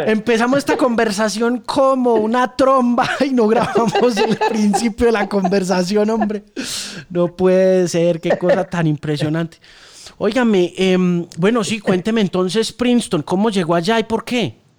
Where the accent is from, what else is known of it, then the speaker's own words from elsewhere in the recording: Colombia; also born or lived in United States; a nosotros sí nos han clavado un tema de inferioridad muy bravo como colombianos en general